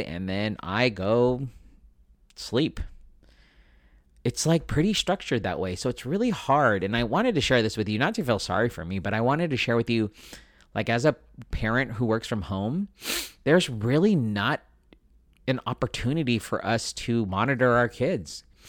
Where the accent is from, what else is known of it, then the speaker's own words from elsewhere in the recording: Philippines; being Filipino, I like to feed people